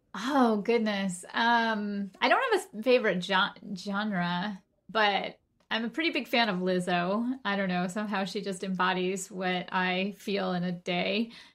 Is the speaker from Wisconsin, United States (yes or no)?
no; Golden, Colorado, United States; moved away; I grew up in Golden, Colorado with my mom and, uh, my two sisters and my grandmother